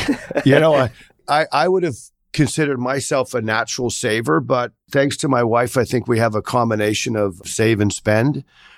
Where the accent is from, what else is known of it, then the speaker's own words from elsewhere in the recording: Sri Lanka; also born or lived in Singapore / Australia; Well, I grew up in Sri Lanka, Singapore, and Australia.